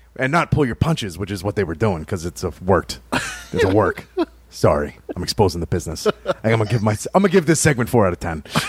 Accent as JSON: {"language": "English", "area": "like New York", "region": "Northeast", "country": "United States", "moved": "yes", "lives_now": "Kentucky, United States", "said": "The area I'm from is Northeast, like New York"}